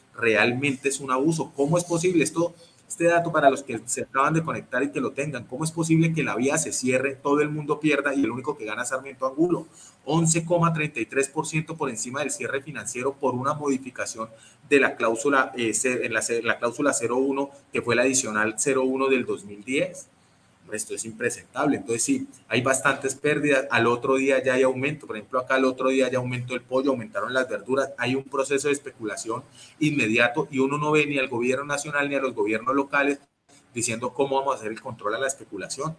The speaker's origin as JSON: {"language": "Spanish", "country": "Colombia", "said": "la gran mayoría de los colombianos"}